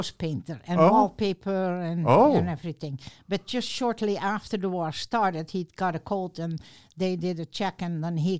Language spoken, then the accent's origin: English; South Holland, Netherlands; English is a second language; now in Lynden, United States; I was born in the Netherlands, and I still remember, you know, the most memories start when Second World War started.